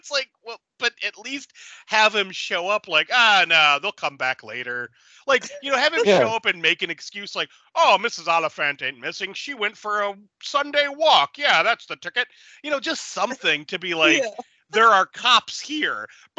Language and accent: English; United States; growing up in the Falls, I went to Sacred Heart, and like, right around the corner was the public library.